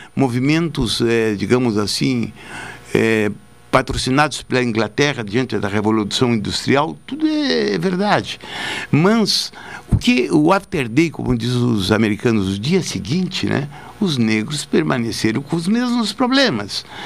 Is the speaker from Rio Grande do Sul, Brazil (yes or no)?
yes; Jaguarão, Rio Grande do Sul, Brazil; now in Pelotas, Brazil; quando eu era guri em Jaguarão